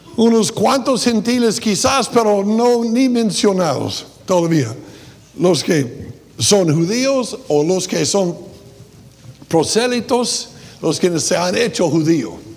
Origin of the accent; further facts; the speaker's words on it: United States; Spanish is a second language; moved away; soy gringo